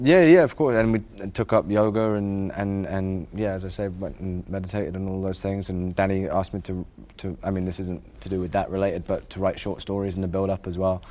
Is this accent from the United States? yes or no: no; England, United Kingdom; growing up in England